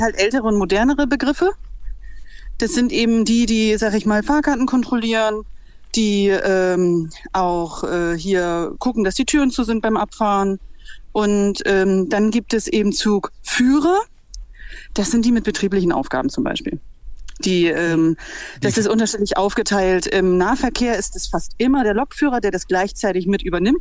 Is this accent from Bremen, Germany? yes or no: yes; Bremen, Germany; Ich bin eigentlich Bremerin